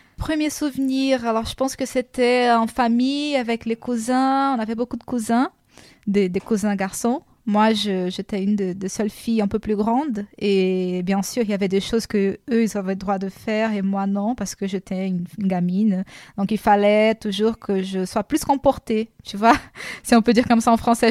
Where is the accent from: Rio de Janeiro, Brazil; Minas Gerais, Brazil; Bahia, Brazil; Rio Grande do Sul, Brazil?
Rio de Janeiro, Brazil; French is a second language; moved away as an adult; now in France; Je viens de la ville de Rio